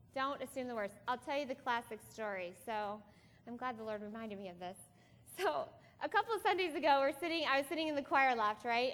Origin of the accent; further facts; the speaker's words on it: Iowa, United States; we are from Iowa